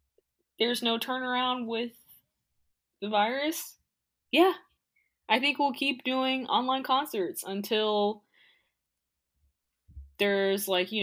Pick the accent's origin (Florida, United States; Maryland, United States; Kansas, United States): Florida, United States; moved away; I'm from Florida.